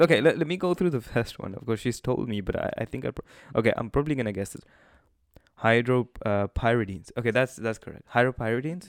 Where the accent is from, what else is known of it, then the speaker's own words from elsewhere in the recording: Manchester, North West England, United Kingdom; we're people from Manchester. Um, so we live at home